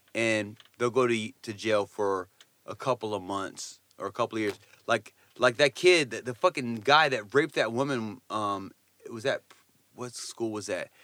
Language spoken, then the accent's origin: English; Poughkeepsie, New York, United States; my hometown